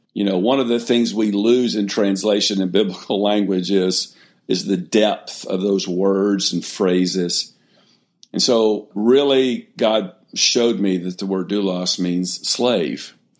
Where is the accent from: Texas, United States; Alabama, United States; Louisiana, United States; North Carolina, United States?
Alabama, United States; Mobile; I grew up in Mobile, Alabama